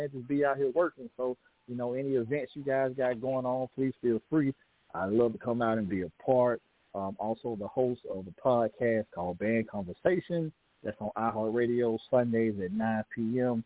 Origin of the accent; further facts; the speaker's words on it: Atlanta, Georgia, United States; now in Gastonia, United States; I'm originally from Atlanta, Georgia right now. I'm in the Gastonia, North Carolina area.